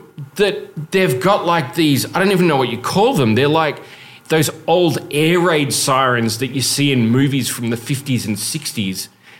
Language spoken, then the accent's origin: English; Australia; moved away as an adult; now in South Korea; It doesn't snow where I'm from.